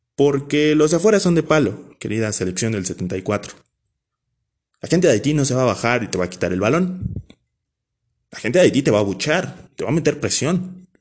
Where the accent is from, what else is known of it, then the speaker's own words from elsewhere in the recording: Nezahualcóyotl, State of Mexico, Mexico; originario de Nesa.